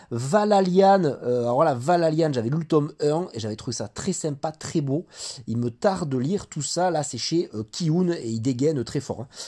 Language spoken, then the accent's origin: French; France; C'est 13 tomes actuellement au Japon, 7 Tom euh, chez nous en France.